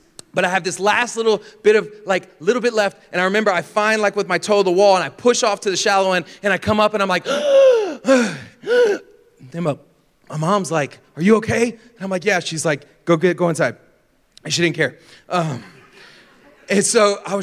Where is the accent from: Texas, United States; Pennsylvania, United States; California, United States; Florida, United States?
Florida, United States; I grew up in Florida